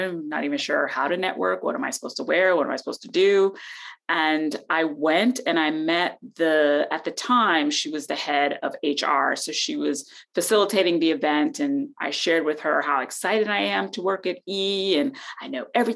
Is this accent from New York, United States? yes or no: no; South Florida, United States; moved away as an adult; now in Los Angeles, United States; I grew up in South Florida